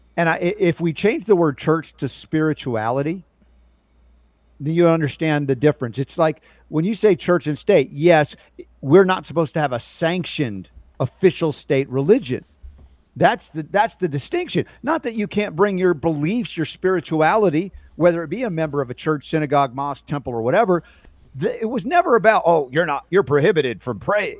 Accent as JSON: {"language": "English", "region": "Georgia", "country": "United States", "tie": "born or raised there", "said": "growing up in Georgia"}